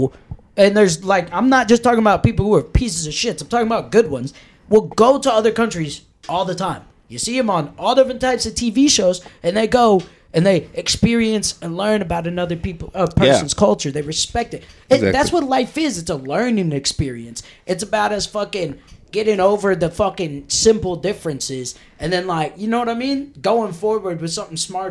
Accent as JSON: {"language": "English", "town": "Oskaloosa", "region": "Iowa", "country": "United States", "tie": "born or raised there", "said": "I grew up in Oskaloosa"}